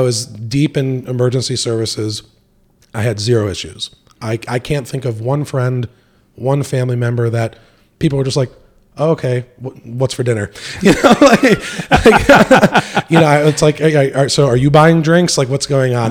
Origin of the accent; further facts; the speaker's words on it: Montgomery, New York, United States; moved away as an adult; also born or lived in North Carolina; now in Raleigh, United States; I'm originally from upstate New York, uh, born and raised in uh, Montgomery, New York